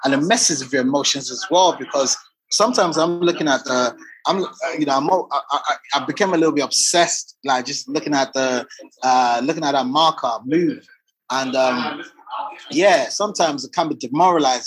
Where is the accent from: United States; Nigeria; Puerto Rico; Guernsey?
Nigeria; now in United Kingdom; I'm a Nigerian. I'm a Nigerian.